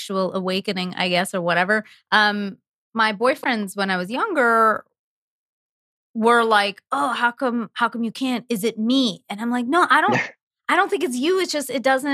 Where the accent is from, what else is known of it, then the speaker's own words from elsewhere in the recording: Canada; I'm from Canada